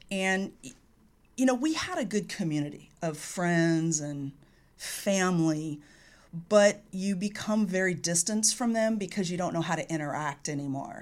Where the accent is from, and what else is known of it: California, United States; born or raised there